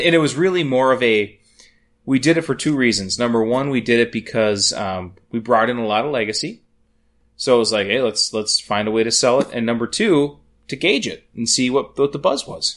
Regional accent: Madison area, Wisconsin, United States; I grew up about 15 minutes outside of Madison

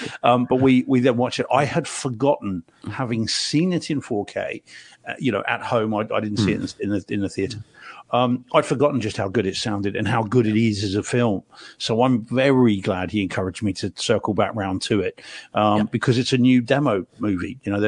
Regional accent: Spain; also born or lived in New Zealand; I grew up in, well, I was born in New Zealand, grew up in Spain

